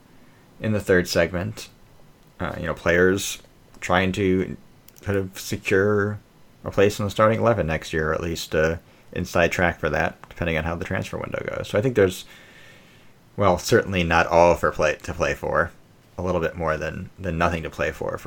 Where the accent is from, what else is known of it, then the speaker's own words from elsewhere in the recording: United States; I mean, I'm a American Sheffield Wednesday fan.